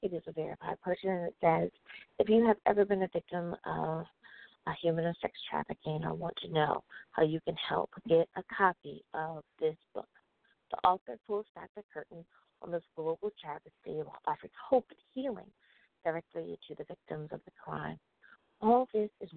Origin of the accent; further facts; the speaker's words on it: United States; my home country, the good old US